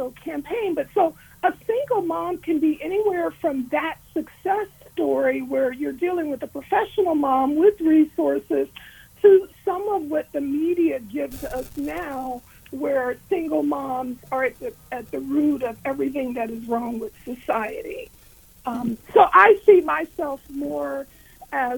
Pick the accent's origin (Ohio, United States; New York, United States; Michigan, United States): Ohio, United States; Warren; moved away as an adult; also born or lived in Washington, D.C.; now in Columbus, United States; I am originally from Warren, Ohio